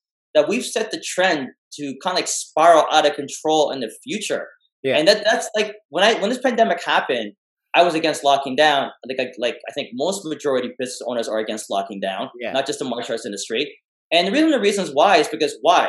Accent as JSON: {"language": "English", "country": "Canada", "tie": "born or raised there", "said": "I was born in Canada"}